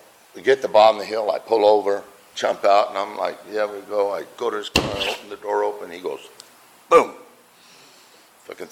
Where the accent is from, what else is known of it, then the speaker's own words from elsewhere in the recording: Buckeye, Arizona, United States; I'm from Buckeye.